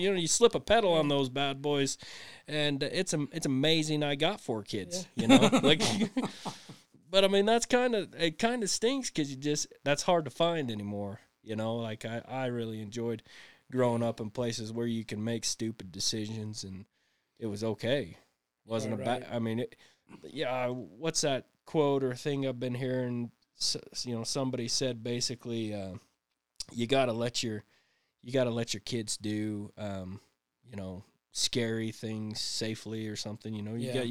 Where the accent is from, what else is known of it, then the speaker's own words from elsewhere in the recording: Fayette, Utah, United States; moved away as an adult; also born or lived in Salt Lake City, Utah; now in Ephraim, United States; I grew up in Fayette, good old Fayette. Like, I'm a Fayette boy all the way through.